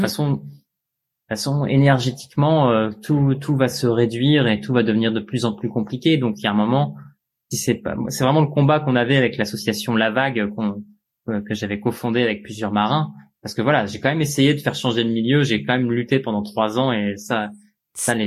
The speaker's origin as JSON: {"language": "French", "country": "France", "tie": "born or raised there", "said": "je suis né en 1987 en France."}